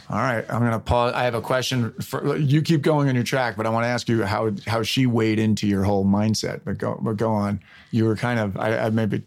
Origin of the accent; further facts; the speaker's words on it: Westchester County, New York, United States; now in Los Angeles, United States; I grew up in Westchester County